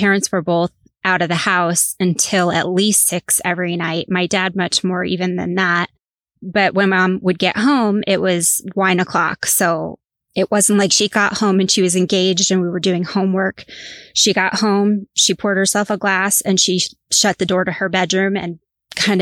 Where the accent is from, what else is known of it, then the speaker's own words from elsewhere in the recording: Northeast Coast, United States; I grew up on the Northeast Coast.